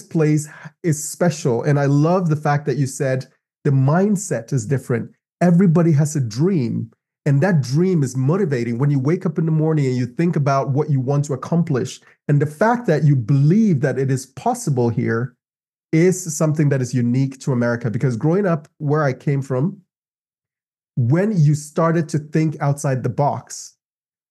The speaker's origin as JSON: {"language": "English", "country": "Ghana", "also_born_or_lived": "Los Angeles", "moved": "as an adult", "lives_now": "United States", "said": "I moved from Ghana. Ghana is my homeland"}